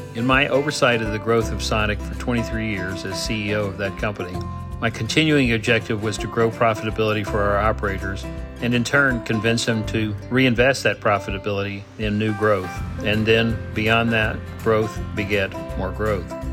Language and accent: English; Brownsville, Texas, United States; a, community in which I grew up